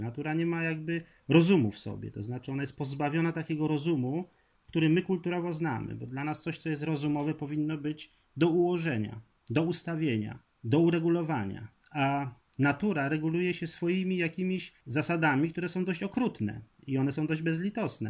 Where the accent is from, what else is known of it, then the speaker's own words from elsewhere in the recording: Poland; z Prus Zachodnich, skąd pochodzę